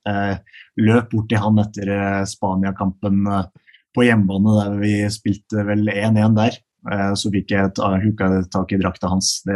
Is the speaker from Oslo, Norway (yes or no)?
no; Rælingen, Akershus, Norway; moved away; jeg kommer jo fra Rælingen. Det er et uh, lite sted utenfor uh, Lillestrøm. Så uh, jeg, jeg, vokste opp der med mine, mine foreldre og mine to eldre søstre.